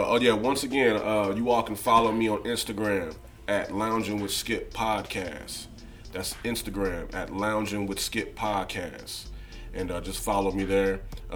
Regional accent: Midwest, United States; moved away as an adult; I'm from the Midwest.

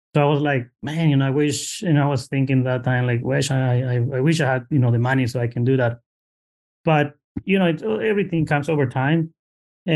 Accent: Mexico; now in Bay Area, United States; original from Mexico. I got it immigrated here in 2004. Just found myself in the Bay Area

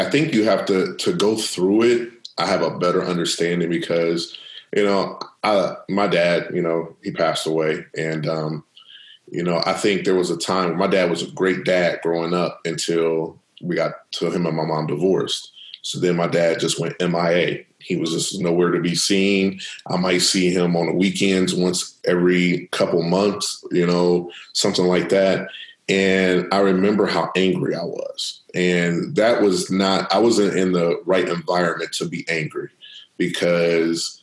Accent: Akron, Ohio, United States; Growing up in Akron

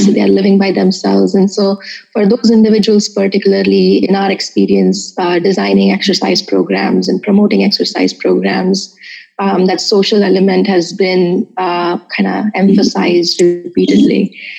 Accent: Mumbai, Maharashtra, India; moved away as an adult; now in Urbana-Champaign, United States; I was born and brought up in Bombay, uh, now Mumbai

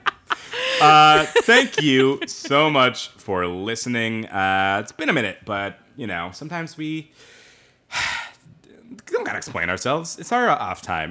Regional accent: Bothell, Washington, United States; I am from Bothell, Washington

